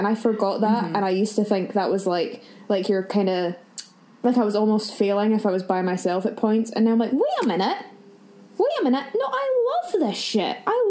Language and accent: English; Fife, Scotland, United Kingdom; I'm from Fife.